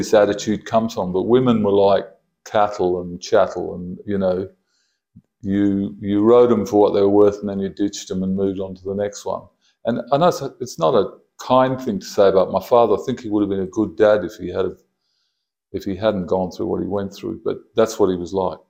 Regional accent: Jamaica; moved away; also born or lived in Kalgoorlie, Australia; I was born in Kalgoorlie in Adelaide in 1955. And I shifted to Jamaica when I was four.

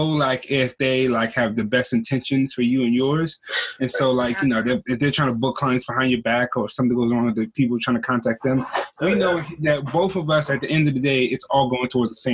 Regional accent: Virginia, United States; moved away as an adult; now in Washington, United States; I'm from Virginia originally, so I moved to Washington for Tosh in 2007

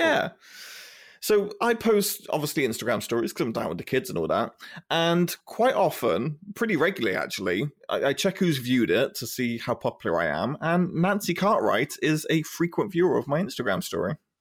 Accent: United Kingdom; being a British kid in the nineties and the two thousands is you came home and there'd be, like, Simpsons Channel four

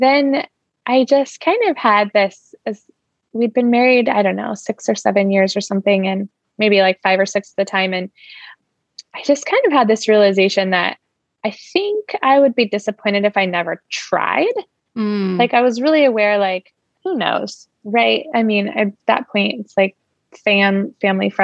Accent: Alaska, United States; moved away as an adult; now in Seattle, United States; I grew up in Alaska with you right up the street, and moved to Washington though for college

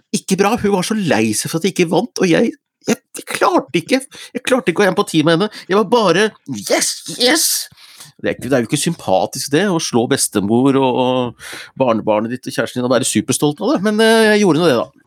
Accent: Gjøvik, Innlandet, Norway; moved away; Tavernaen hjemme i Hunndalen

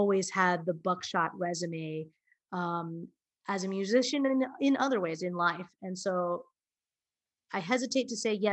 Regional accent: Hawaii, United States; now in New York, United States; I had an idyllic childhood. My parents are swell. I lived in Hawaii.

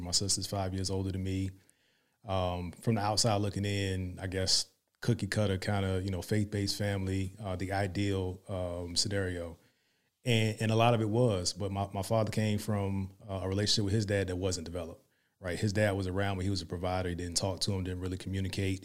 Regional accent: Hampton, Virginia, United States; moved away as an adult; now in Dallas-Fort Worth, United States; I'm from Virginia, seven five seven.

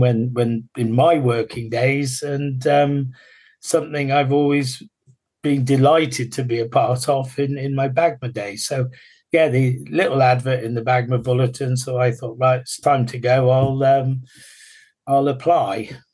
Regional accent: England, United Kingdom; we're English

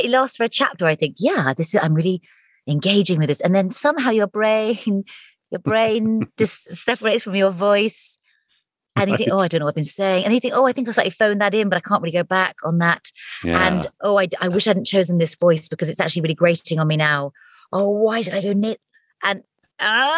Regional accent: Hampshire, South East England, United Kingdom; also born or lived in Surrey; I was born in Surrey and then moved to Hampshire

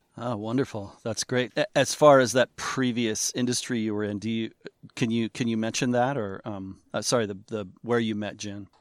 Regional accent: Seattle, Washington, United States; I'm from Seattle

